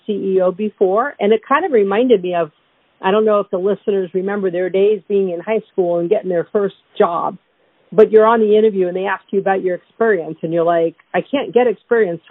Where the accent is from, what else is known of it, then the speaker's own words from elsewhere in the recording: New York City, New York, United States; as a kid growing up in Brooklyn